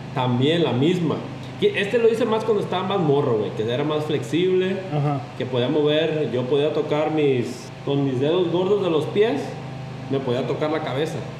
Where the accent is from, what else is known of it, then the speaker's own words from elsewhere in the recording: Mexico; en donde yo crecí, en Barra